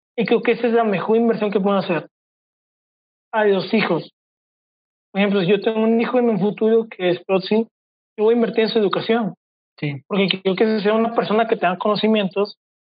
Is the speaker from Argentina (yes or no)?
no; Mexico; como buen mexicano